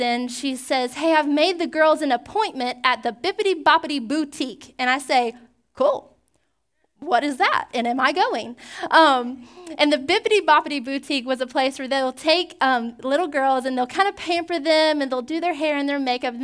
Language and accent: English; Georgia, United States; now in Pensacola, United States; When I was growing up in Georgia